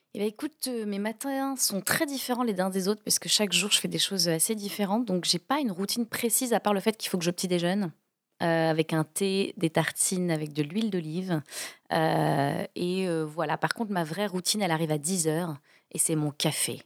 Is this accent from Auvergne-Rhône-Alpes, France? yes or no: no; Toulouse, Occitania, France; moved away as an adult; also born or lived in Rouen / England; j'ai grandi à Toulouse, euh, du coup j'étais au collège Michelet, qui est un, collège du centre-ville de Toulouse